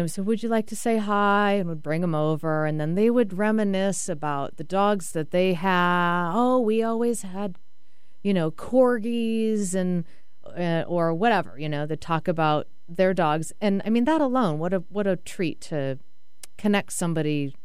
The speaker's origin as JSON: {"language": "English", "town": "Boston", "region": "Massachusetts", "country": "United States", "said": "I'm from Boston."}